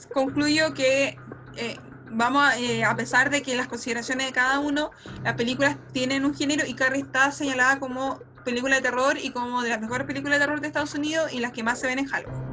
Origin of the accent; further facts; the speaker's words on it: Concepción, Biobío, Chile; yo soy de Concepción